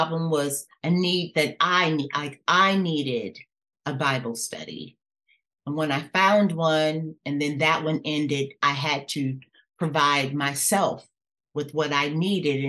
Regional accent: Los Angeles, California, United States; also born or lived in Louisiana; being born in Louisiana with my grandmother, where it was all about worship and serving in the church, but then living with my mom in California, where it was not about that at all. And then growing up in Los Angeles

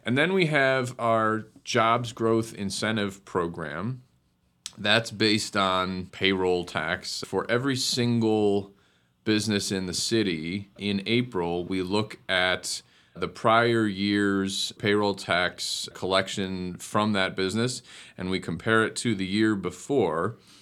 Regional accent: Cleveland Heights, Ohio, United States; also born or lived in Baltimore; I grew up in Cleveland Heights

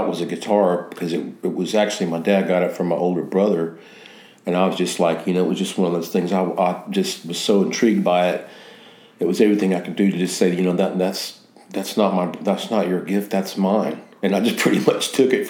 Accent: the South, Mississippi, United States; moved away; also born or lived in Connecticut; I grew up in the South, born in Mississippi

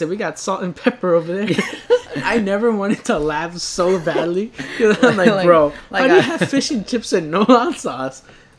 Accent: New York City, New York, United States; I mean, we're from Brooklyn.

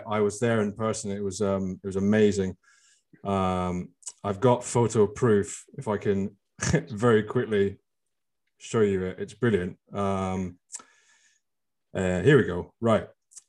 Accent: Scotland, United Kingdom; I mean, I'm a big Scottish supporter. I mean, I was brought up and born in Scotland all my life

